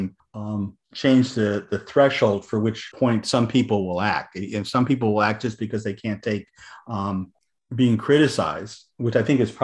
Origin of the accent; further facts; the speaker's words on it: Southern California, United States; moved away as an adult; also born or lived in eastern United States; I grew up in Southern California